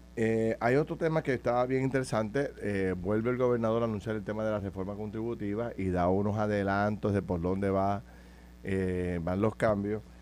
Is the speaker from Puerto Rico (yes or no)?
yes; Puerto Rico; yo soy de Camus, en el campo